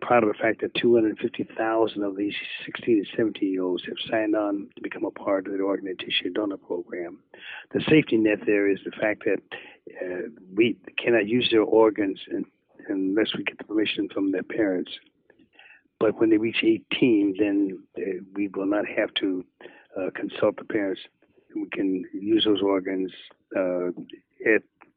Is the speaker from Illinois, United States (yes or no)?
yes; Chicago, Illinois, United States; I'm from Chicago